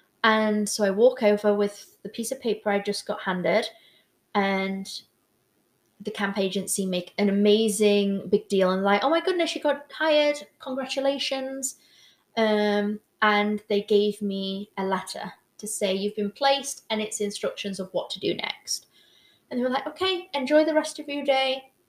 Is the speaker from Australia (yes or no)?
no; Newcastle, North East England, United Kingdom; I'm originally from Newcastle.